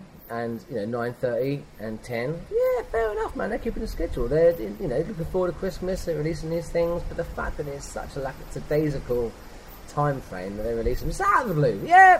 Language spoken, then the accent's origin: English; Hertfordshire, East of England, United Kingdom; I'm from Hertfordshire in the Chiltern Hills, which is lovely